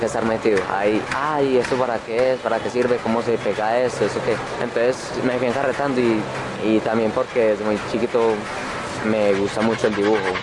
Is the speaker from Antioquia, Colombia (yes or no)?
yes; Medellín, Antioquia, Colombia; soy de la Comuna 1 de Medellín